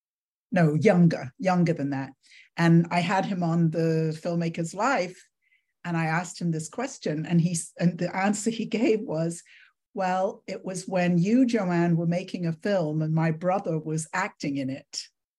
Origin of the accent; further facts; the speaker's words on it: London, United Kingdom; moved away; also born or lived in Miami; I grew up in London and I didn't really get it until I moved to Miami